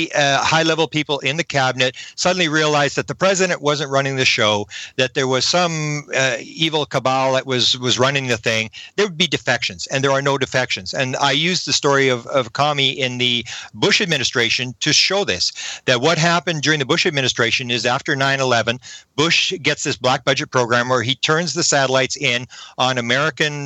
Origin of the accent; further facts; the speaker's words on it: Canada; I'm a Canadian